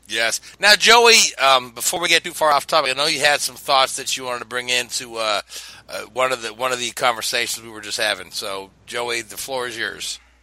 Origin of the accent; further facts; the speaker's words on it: Kentucky, United States; my home state track, Kentucky Speedway